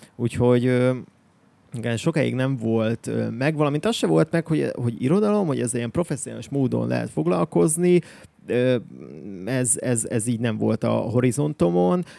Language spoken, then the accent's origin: Hungarian; Miskolc, Borsod-Abaúj-Zemplén, Hungary; moved away as an adult; now in Budapest, Hungary; Én Miskolcról származom